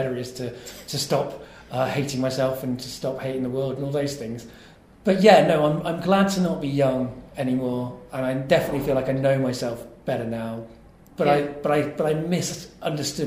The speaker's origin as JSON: {"language": "English", "town": "King's Lynn", "region": "East of England", "country": "United Kingdom", "tie": "born or raised there", "said": "place I lived at King's Lynn, where I was born in Norfolk"}